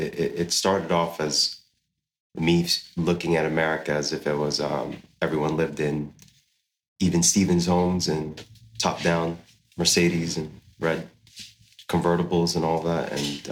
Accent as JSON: {"language": "English", "country": "Saudi Arabia", "tie": "born or raised there", "said": "And growing up in Saudi, seeing, you know, all the cultural things of community-based eating, going to the mosques to pray with my family."}